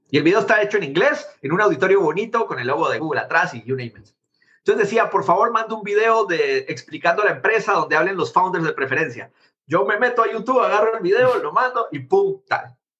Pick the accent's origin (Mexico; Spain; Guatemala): Guatemala; moved away as an adult; now in United States; haber nacido en Guatemala